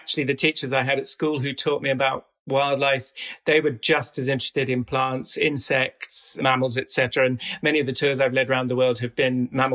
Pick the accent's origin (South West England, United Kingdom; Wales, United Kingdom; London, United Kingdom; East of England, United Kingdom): East of England, United Kingdom; North Norfolk; also born or lived in South America; I grew up here in North Norfolk